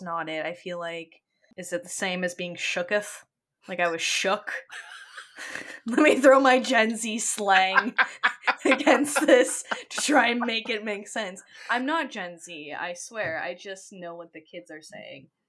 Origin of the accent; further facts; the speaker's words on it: Ontario, Canada; a Canadian that lives close to where Letterkenny is based off